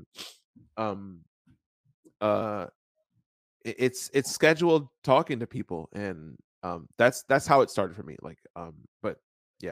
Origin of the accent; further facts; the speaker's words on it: Dominican Republic; I was born in Dominican